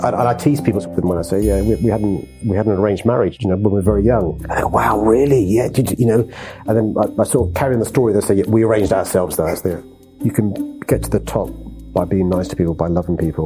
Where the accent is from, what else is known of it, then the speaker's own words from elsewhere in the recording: London, United Kingdom; I was born in St George's Hospital in Tooting. We lived on a council estate a mile up the road